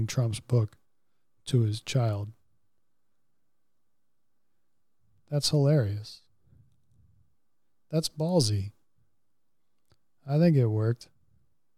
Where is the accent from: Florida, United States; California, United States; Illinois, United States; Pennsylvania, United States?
Florida, United States; Central; moved away; I'm from Central Florida originally